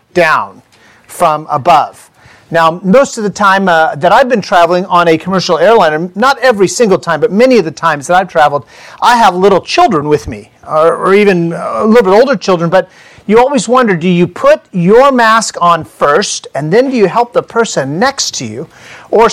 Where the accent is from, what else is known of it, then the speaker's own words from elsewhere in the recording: California, United States; also born or lived in Indiana; we're from California